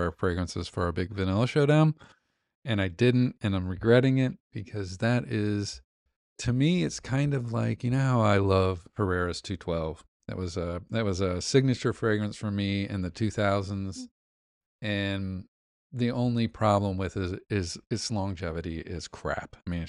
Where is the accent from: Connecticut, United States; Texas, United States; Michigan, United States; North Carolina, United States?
Texas, United States; We're from Texas, whatever.